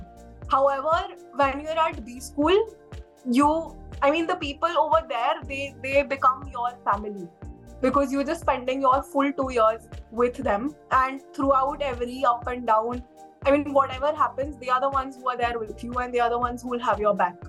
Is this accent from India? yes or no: yes; Delhi, India; moved away as an adult; also born or lived in Shillong; Since I'm from Delhi, my college was in Delhi